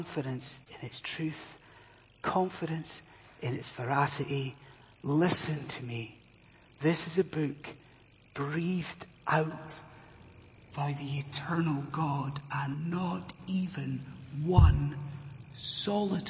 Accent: Inverness, Scotland, United Kingdom; my hometown of Inverness

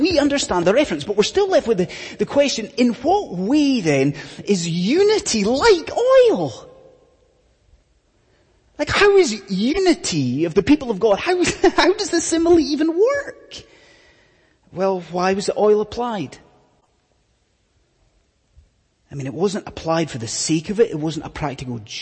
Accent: Scotland, United Kingdom; I'm from Scotland

